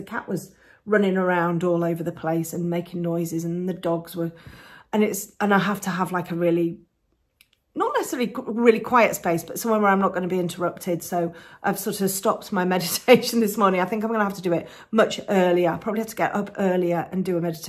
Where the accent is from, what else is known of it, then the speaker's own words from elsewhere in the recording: England, United Kingdom; No, I'm from England